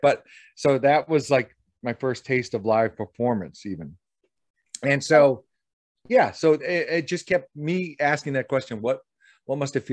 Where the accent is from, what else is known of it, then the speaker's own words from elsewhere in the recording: Boston, Massachusetts, United States; I'm from Boston, Massachusetts, which is where I'm recording right here, and live and work